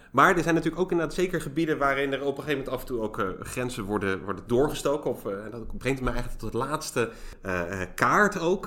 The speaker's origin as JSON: {"language": "Dutch", "town": "Zoetermeer", "region": "South Holland", "country": "Netherlands", "said": "ik kom uit de Finexwijk in eh, Zoetermeer"}